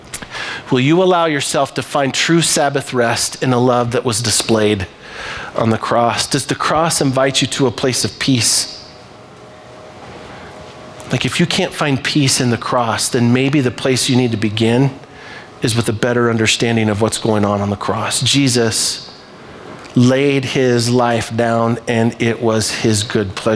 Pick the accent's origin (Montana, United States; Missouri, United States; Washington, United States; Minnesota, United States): Montana, United States; Libby; I am from Libby, Montana